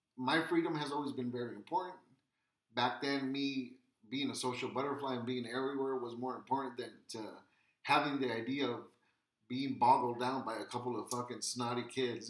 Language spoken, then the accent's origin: English; Wilmington, California, United States; born or raised there